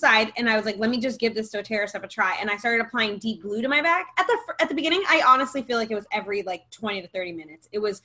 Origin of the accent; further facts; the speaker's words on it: New York, United States; I am from New York, born and raised.